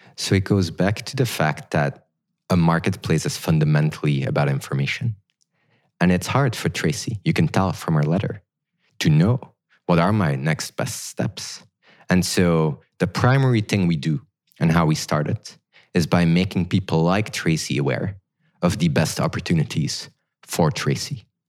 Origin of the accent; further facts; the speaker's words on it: Belgium; moved away as an adult; now in Silicon Valley, United States; I grew up in Belgium